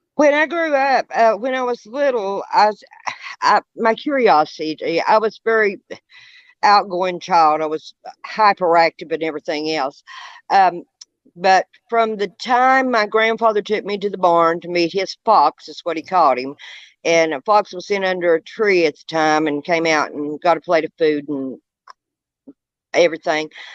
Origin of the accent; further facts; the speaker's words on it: Monroe County, Tennessee, United States; I grew up in Monroe County, Tennessee, where I am at now presently.